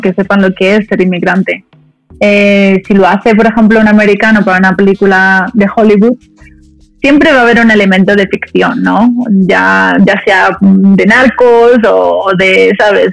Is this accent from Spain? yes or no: yes; Madrid, Community of Madrid, Spain; also born or lived in Dominican Republic; me considero más española que dominicana porque em, porque me he criado en España a los cinco años, nos mudamos todos a, Madrid